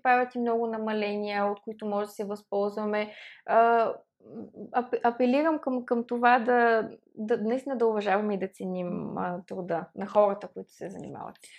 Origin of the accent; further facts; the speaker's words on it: Plovdiv, Plovdiv Province, Bulgaria; Аз като пловдивчанка